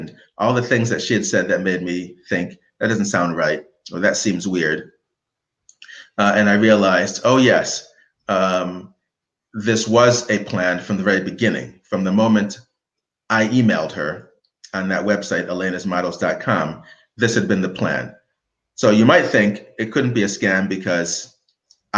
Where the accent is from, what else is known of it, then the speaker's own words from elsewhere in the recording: United States; as an American, knowing English and having lived in the city